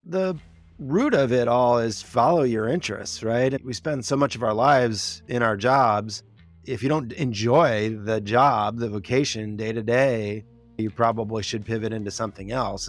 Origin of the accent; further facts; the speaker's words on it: Wisconsin, United States; moved away as an adult; also born or lived in Washington, D.C.; now in California, United States; I'm a Midwesterner at heart. I grew up in Wisconsin, uh, for most of my, you know, teenage years